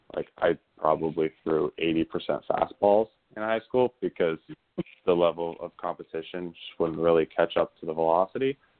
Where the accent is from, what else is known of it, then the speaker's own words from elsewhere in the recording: Bay Area, California, United States; I'm from the Bay Area in California.